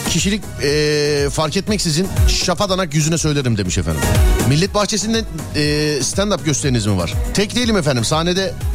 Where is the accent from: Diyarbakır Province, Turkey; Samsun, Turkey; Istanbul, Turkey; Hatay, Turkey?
Diyarbakır Province, Turkey; Diyarbakır